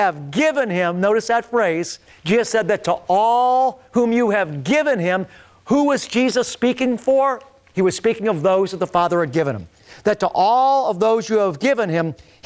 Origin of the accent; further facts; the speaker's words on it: Beachwood, Ohio, United States; growing up in Beechwood, Ohio